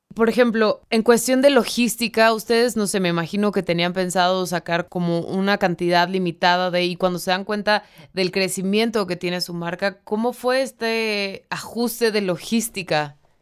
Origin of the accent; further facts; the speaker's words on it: Mexico; vivimos en un país súper malinchista